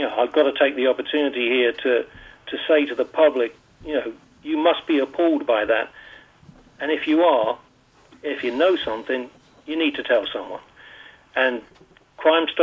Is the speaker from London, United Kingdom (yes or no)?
no; Hastings, South East England, United Kingdom; accent: UK accent; now in Bermuda; I was born in Hastings in Sussex in the south.